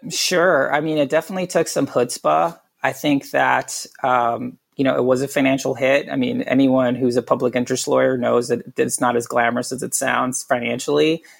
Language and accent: English; Puerto Rico; I was born and raised in Puerto Rico